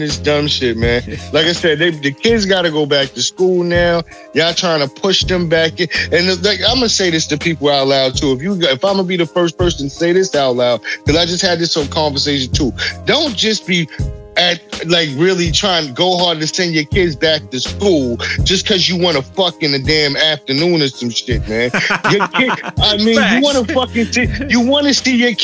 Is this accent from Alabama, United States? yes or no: no; New York, United States; I'm from New York